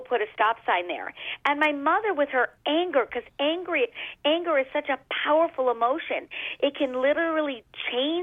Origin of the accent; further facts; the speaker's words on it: Los Angeles, California, United States; I come from California in the Hollywood Hills.